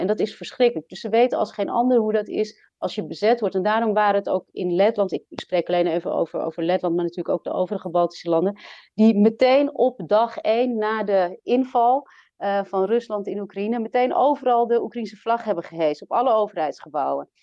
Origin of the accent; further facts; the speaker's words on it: Amsterdam, North Holland, Netherlands; moved away as an adult; also born or lived in Latvia; En ik ben geboren en opgegroeid in Nederland, in Amsterdam.